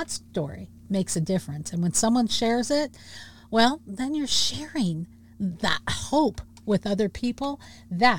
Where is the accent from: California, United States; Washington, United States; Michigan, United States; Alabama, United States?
Washington, United States; my home state. Over there in Bremerton, Washington